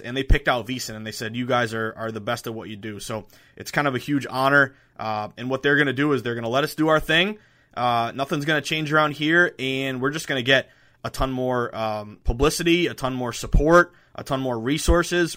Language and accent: English; the Berkshires, Western Massachusetts, United States; moved away; Going back home to Western Mass, I'm from the Berkshires, uh, the beautiful Berkshires.